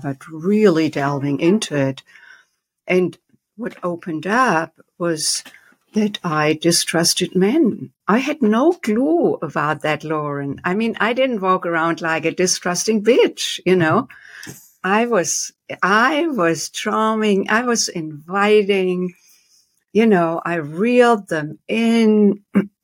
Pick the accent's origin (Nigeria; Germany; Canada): Germany; moved away as an adult; now in United States; I was born and raised in Germany with a very strict dad